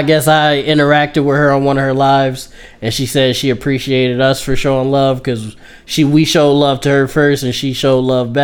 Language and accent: English; Buffalo, New York, United States; we Buffalo kids